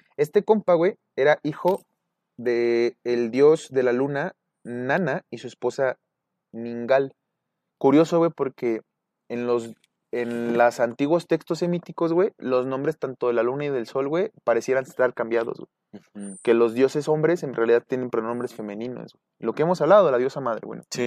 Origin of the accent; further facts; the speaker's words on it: Mexico; somos un núcleo mexicano muy unido